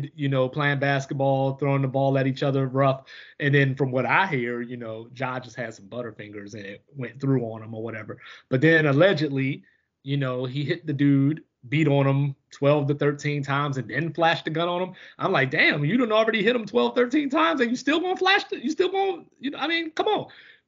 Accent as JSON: {"language": "English", "town": "Baltimore", "region": "Maryland", "country": "United States", "tie": "born or raised there", "said": "I grew up in Baltimore, you know, in the middle of the city"}